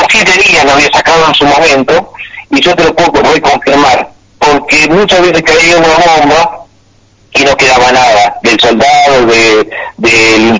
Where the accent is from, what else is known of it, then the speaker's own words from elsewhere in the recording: Argentina; el honor que tengo de ser argentino.